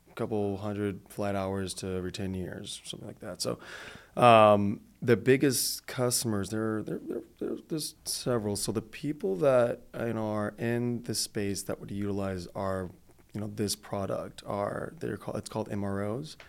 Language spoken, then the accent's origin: English; Detroit, Michigan, United States; moved away; also born or lived in Arizona; I'm originally from Michigan, from Detroit